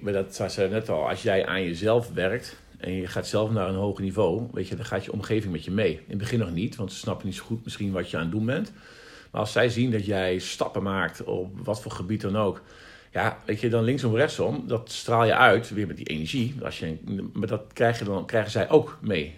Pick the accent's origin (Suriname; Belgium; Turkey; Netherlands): Netherlands; the East, eastern Netherlands; wij komen uit Oosten